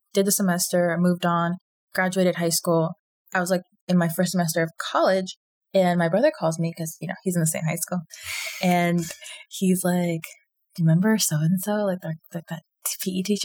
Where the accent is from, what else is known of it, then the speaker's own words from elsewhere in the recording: the South, United States; growing up in the South